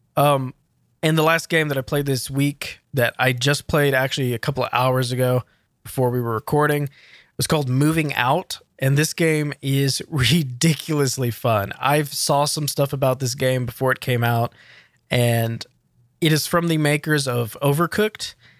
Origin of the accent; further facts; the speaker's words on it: United States; as an American